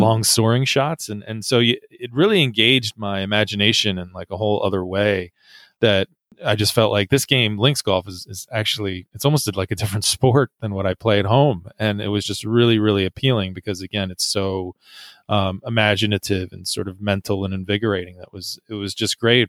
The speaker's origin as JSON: {"language": "English", "country": "United States", "said": "as an American"}